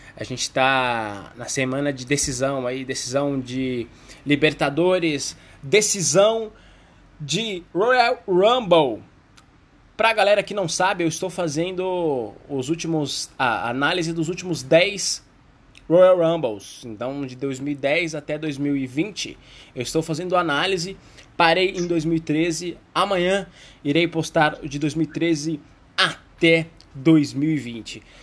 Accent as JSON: {"language": "Portuguese", "country": "Brazil", "said": "nós, brasileiros"}